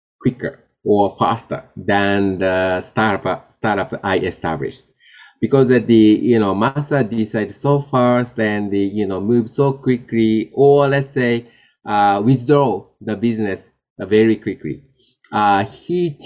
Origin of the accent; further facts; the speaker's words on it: Japan; I was born in Japan and, you know, grew up in Japan